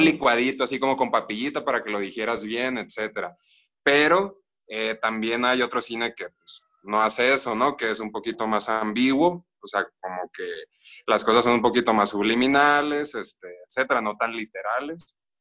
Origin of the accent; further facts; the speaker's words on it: Los Mochis, Sinaloa, Mexico; moved away as an adult; now in Morelia, Mexico; vivo ahorita en Morelia, bueno, soy de Los Mochis, este Sinaloa